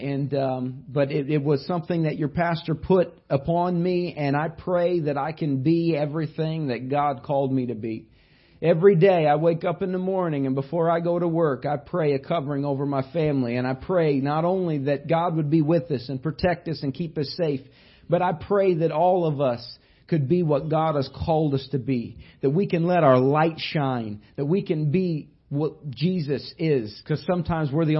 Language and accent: English; Indiana, United States; But I grew up in Indiana. I was born not very far from where Larry Bird was born.